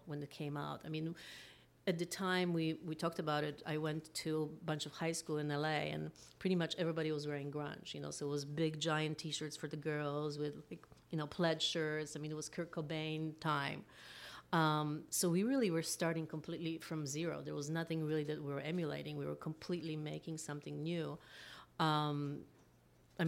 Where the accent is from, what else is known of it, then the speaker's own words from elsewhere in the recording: Berlin, Germany; now in Los Angeles, United States; I grew up in Berlin